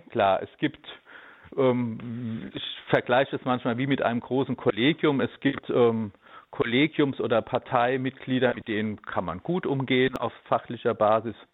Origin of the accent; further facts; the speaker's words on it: Darmstadt, Hesse, Germany; Ich bin ja hier aufgewachsen in Darmstadt und arbeite im Landkreis an verschiedenen Schulen.